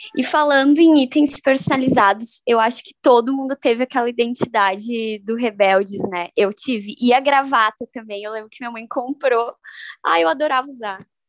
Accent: Uruguaiana, Rio Grande do Sul, Brazil; Eu sou de Uruguaiana, então lá eu morava num condomínio

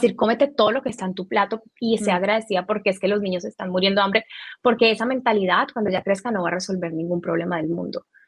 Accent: Colombia; now in Miami, United States; nací en Colombia, tengo 30 eh, años

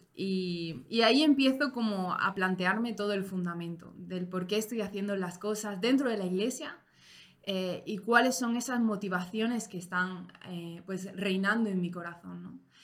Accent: Spain; Yo, como española

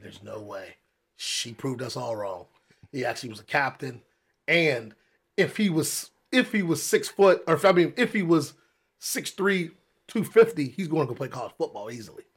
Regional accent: Wheeling, West Virginia, United States; also born or lived in Oklahoma; I'm from Wheeling. I graduated from Wheeling Park High School in nineteen ninety-two

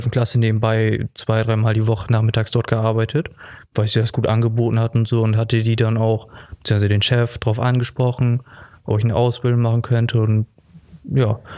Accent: Basel, Basel-Stadt, Switzerland; Genau, ich komme ja auch aus Basel und dann hat sich das da gut angeboten.

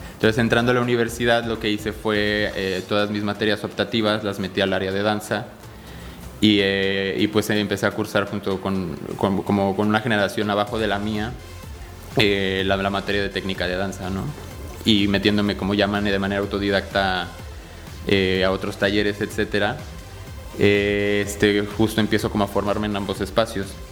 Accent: Mexico City, Mexico; now in Querétaro, Mexico; yo nací en la Ciudad de México, pero llevo radicando aquí en Querétaro alrededor de 18 años

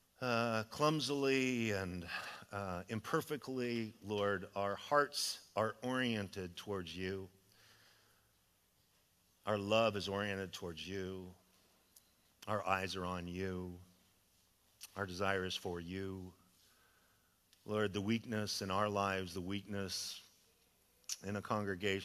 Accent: Idaho, United States; now in California, United States; I'm from Idaho

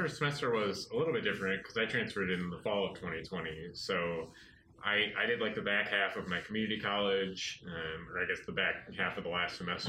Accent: Grand Rapids, Michigan, United States; I am from Grand Rapids, Michigan, and I transferred from Grand Rapids Community College.

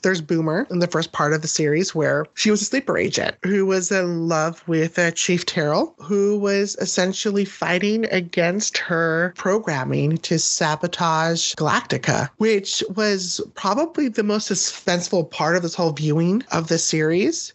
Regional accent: United States; as an American

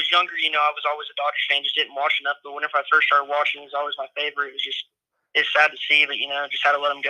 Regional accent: Sand Springs, Oklahoma, United States; I'm from Sand Springs, Oklahoma.

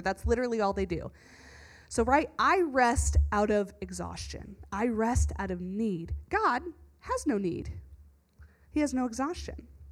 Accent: the South, United States; moved away; Where I grew up in the South

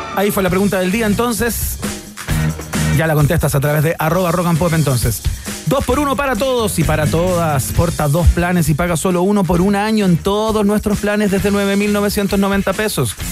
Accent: Chile; como chileno

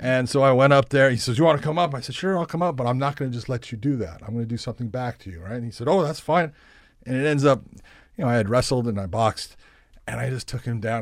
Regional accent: Los Angeles, California, United States; born or raised there; moved away as an adult; also born or lived in La Puente, California

